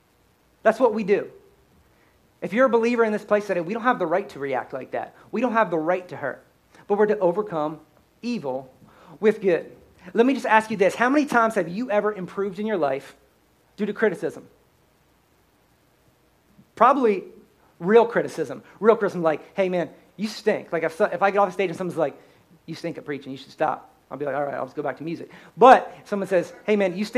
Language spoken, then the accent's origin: English; Pennsylvania, United States; I'm born and raised in Pennsylvania